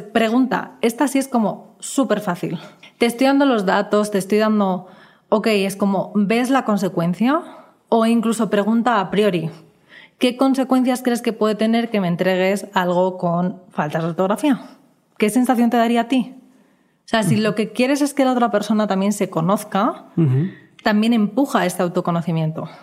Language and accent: Spanish; Spain; now in Mexico; vengo de España donde la gente es un poco más ruda